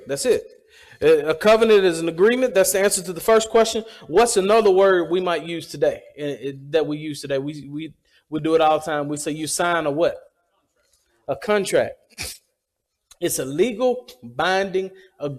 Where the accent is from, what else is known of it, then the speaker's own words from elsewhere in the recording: the South, United States; I'm from the South, and I'm proud to be from the South.